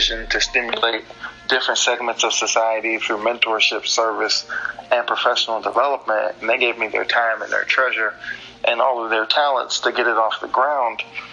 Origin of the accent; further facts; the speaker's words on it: Miami-Dade, Florida, United States; also born or lived in Key West, Florida; I was born in Key West, and I was raised in Miami-Dade